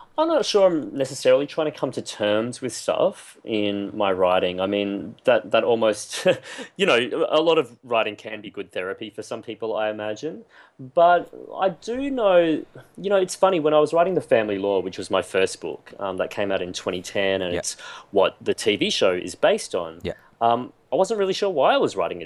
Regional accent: Queensland, Australia; When I grew up in Queensland, it was a very very monocultural predominantly white

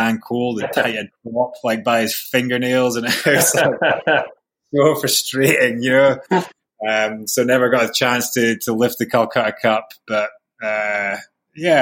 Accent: Aberdeen, Scotland, United Kingdom; growing up in Aberdeen

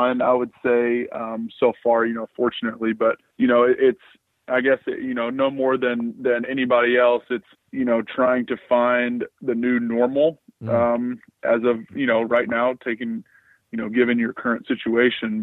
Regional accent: Atlanta, Georgia, United States; grew up here in Atlanta, mostly on the north side of the city in Alpharetta

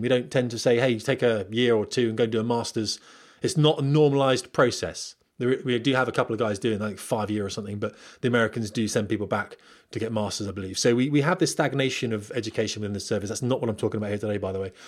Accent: Portsmouth, South East England, United Kingdom; moved away as an adult; also born or lived in Scotland; I'm from Portsmouth

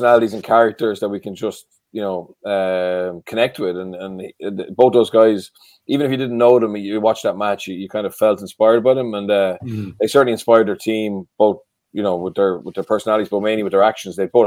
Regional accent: Ireland

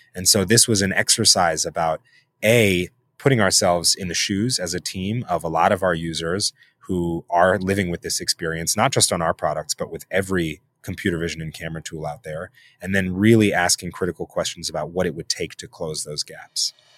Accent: New York City, New York, United States; I'm born and raised in New York City

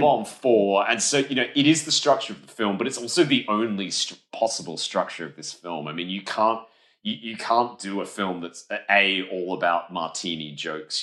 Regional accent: Adelaide, South Australia, Australia; where I grew up in Adelaide, Australia

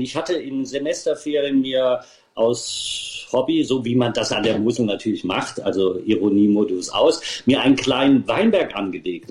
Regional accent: Germany; meine Heimat

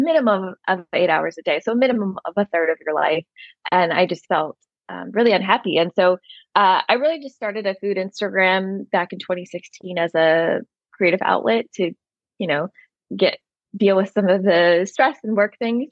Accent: Southern California, United States; moved away as an adult; also born or lived in New York City; I grew up in Southern California, but then I spent most of my adulthood on the East Coast of the U.S.

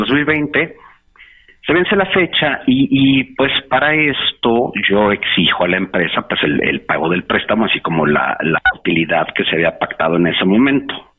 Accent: Mexico

